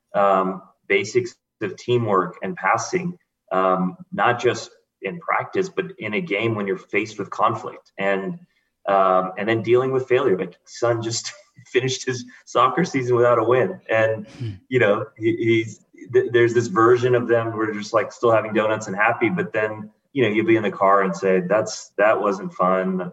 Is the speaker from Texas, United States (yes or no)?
yes; Houston, Texas, United States; I grew up in Houston